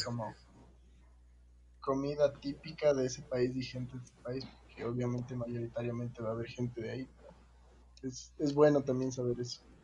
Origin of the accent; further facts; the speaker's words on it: Quito, Pichincha, Ecuador; como buen quiteño